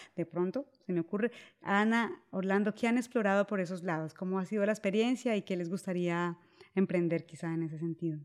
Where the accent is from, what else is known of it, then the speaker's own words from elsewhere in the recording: Colombia; en Colombia, el país de donde yo soy